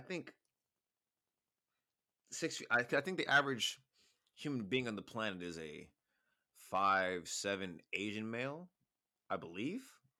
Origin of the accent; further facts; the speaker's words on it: Canada; I said I'm Canadian. That's all I said.